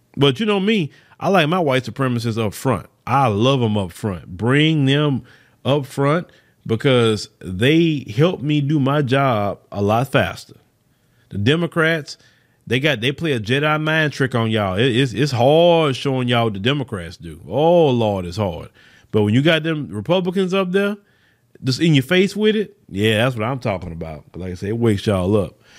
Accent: Port Arthur, Texas, United States; from my hometown. I saw it. Port Arthur, Texas

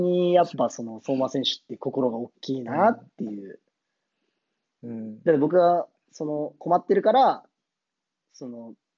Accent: Tokyo, Japan; moved away as an adult; now in Tokachi, Japan; 僕東京出身で、で今十勝住んでるんですけど

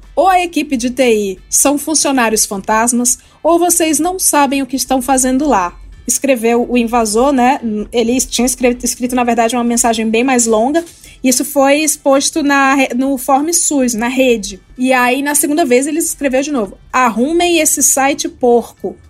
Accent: Brazil; Como brasileiro

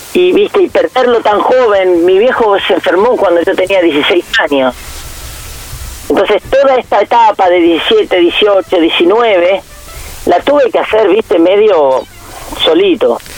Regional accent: Argentina; nosotros nacimos en, en Argentina

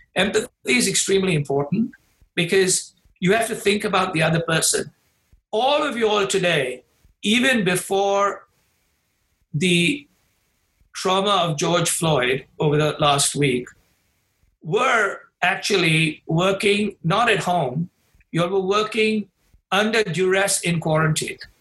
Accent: India; now in Chicago, United States; my home country in India

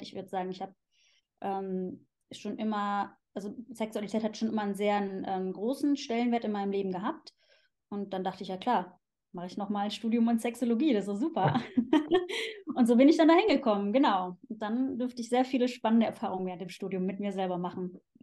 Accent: Cologne, North Rhine-Westphalia, Germany; moved away as an adult; also born or lived in Switzerland; now in Zurich, Switzerland; Ich komme ursprünglich aus Köln eben. Das ist äh, meine Heimat. Da bin ich geboren und aufgewachsen

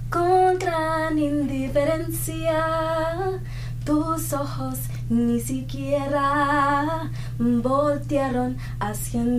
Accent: Lansing, Michigan, United States; moved away as an adult; now in Los Angeles, United States; I'm from Lansing

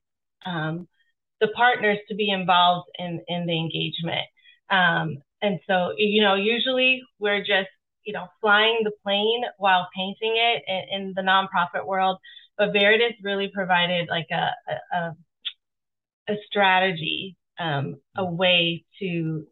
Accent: Seattle, Washington, United States; I am born and raised in Seattle, Washington

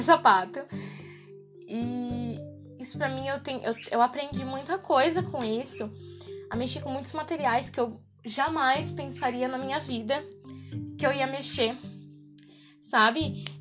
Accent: interior of São Paulo, Brazil; eu sou do interior de São Paulo

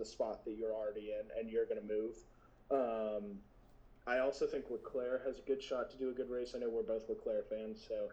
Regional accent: Austin, Texas, United States; I'm from Austin

